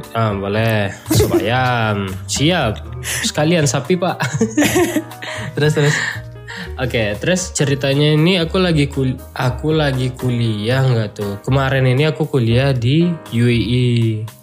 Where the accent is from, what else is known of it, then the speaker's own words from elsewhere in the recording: Sijunjung, West Sumatra, Indonesia; moved away; Di kota kecil di daerah Sumatera Barat, Si Junjung namanya.